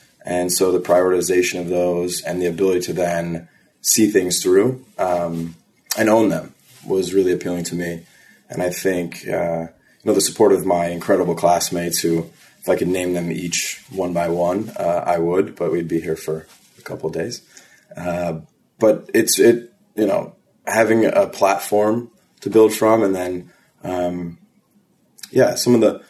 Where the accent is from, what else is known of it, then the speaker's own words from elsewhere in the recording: Chicago, Illinois, United States; also born or lived in Alabama; now in New York City, United States; I'm from Chicago, Illinois, and I currently live in New